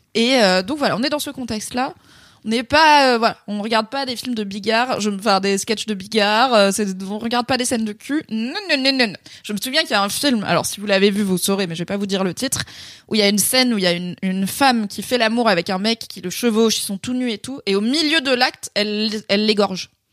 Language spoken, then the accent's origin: French; Drôme, Auvergne-Rhône-Alpes, France; moved away; chez mes parents dans la petite ville où j'ai grandi dans la Drôme